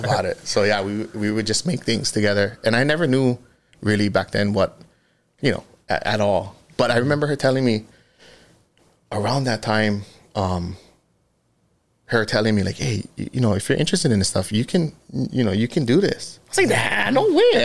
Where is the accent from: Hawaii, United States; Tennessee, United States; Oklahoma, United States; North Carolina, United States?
Hawaii, United States; Kahalu'u; born and raised in Kahalu'u, Okana Road.